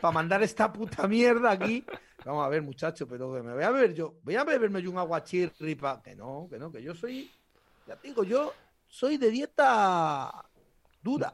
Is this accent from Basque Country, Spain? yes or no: no; El Bierzo, Castile and León, Spain; nosotros nacemos chupando la costilla de un botillo. O sea, nos, a, un berciano digno le quitas la teta y le das un hueso de botillo